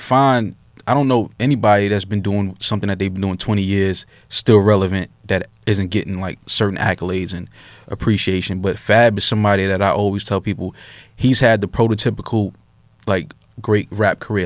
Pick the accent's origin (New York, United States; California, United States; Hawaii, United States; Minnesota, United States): New York, United States; New York City